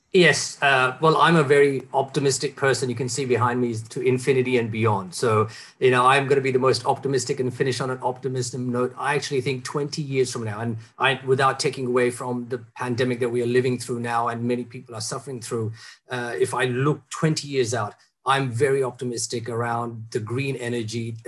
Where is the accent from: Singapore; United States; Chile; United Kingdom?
Singapore; as a Singaporean